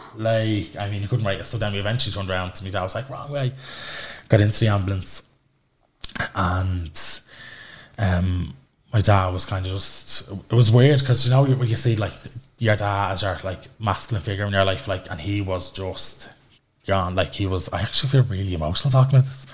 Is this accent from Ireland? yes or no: yes; Dublin, Leinster, Ireland; I'm originally from Darndale but live in County now.